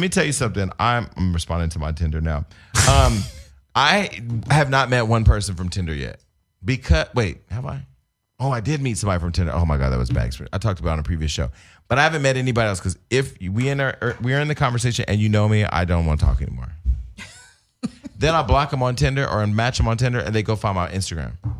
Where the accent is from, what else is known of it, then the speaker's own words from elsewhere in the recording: United States; I'm not an African-American. I may have African heritage or whatever, but I'm an American